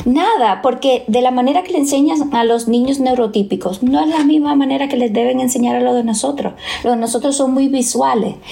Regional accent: Bonao, Monseñor Nouel, Dominican Republic; tengo que regresar de nuevo a mi pueblo

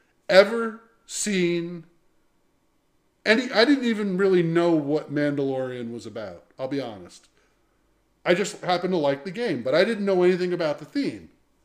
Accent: New Jersey, United States; moved away as an adult; I grew up in New Jersey, so I am familiar with both types

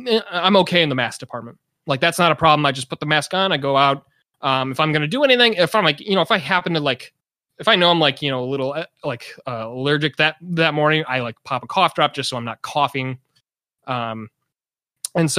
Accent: Chicago suburbs, Illinois, United States; now in California, United States; I'm from the Chicago suburbs

